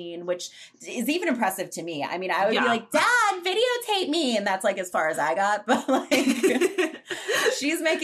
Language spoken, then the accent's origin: English; southwestern Pennsylvania, United States; moved away; I'm from southwestern Pennsylvania